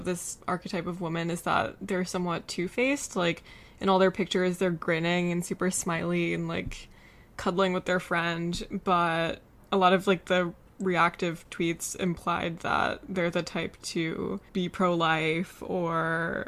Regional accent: South Carolina, United States; moved away; Biz and I grew up in South Carolina

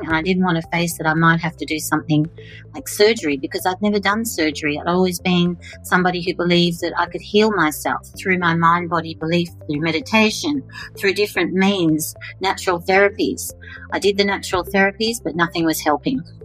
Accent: Australia; I'm an Australian fitness and wellness leader

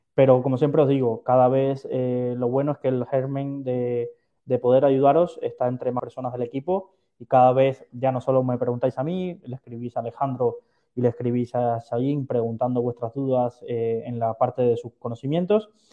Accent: Valencia, Valencian Community, Spain; soy de Valencia

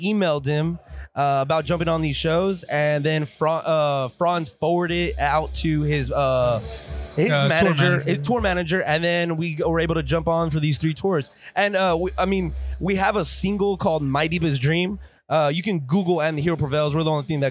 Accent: San Benito, Texas, United States; We're all from San Benito, Texas.

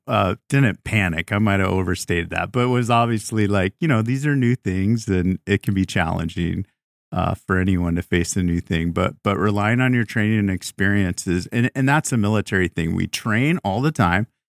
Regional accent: Tucson, Arizona, United States; moved away; I was a prosecutor for three years in my hometown of Tucson, Arizona

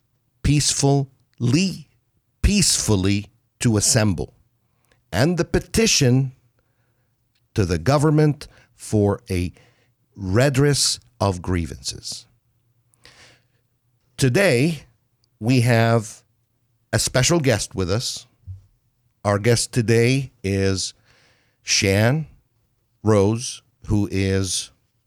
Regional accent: United States; I'm an American. I love being an American. I'm proud to be an American.

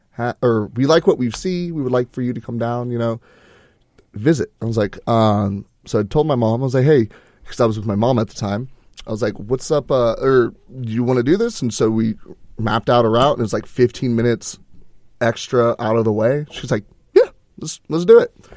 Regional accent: Houston, Texas, United States; moved away as an adult; I'm from Houston

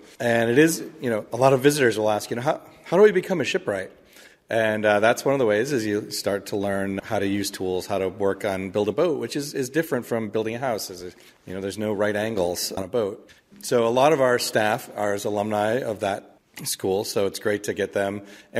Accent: Michigan, United States; My own background is I grew up in Michigan, and as my parents tell me, we were on the Detroit River and saw a ship go

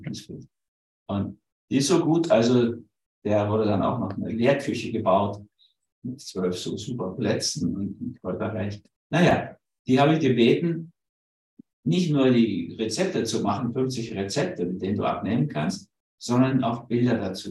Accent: Berlin, Germany; also born or lived in Hamburg; ich bin ja Berliner, also in Berlin geboren, sondern Mischung aus Hamburg und Berlin.

